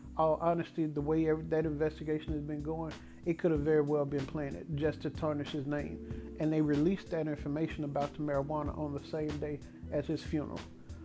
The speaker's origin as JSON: {"language": "English", "town": "Dallas", "region": "Texas", "country": "United States", "tie": "born or raised there", "said": "My hometown Dallas Cowboys"}